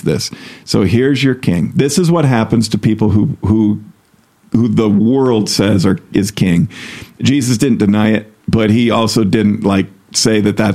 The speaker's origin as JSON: {"language": "English", "country": "United States", "said": "being an American"}